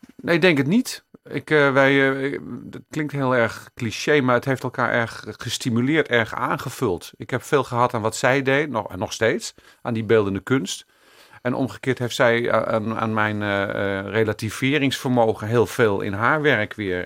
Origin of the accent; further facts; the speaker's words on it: Amsterdam, North Holland, Netherlands; also born or lived in Jordaan, Amsterdam; Ik ben er geboren, daar ben ik trots op. Maar eh, ik ben na een jaar al verhuisd naar Amsterdam West